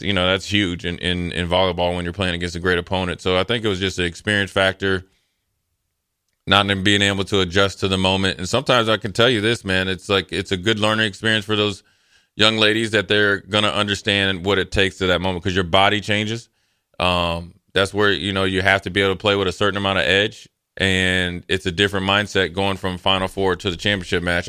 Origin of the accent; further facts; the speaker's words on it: Eden Prairie, Minnesota, United States; I grew up in Minnesota, Eden Parry had a pretty good volleyball program.